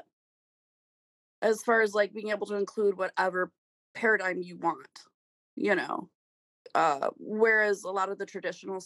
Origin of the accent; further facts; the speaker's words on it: Kalamazoo, Michigan, United States; I grew up here in Kalamazoo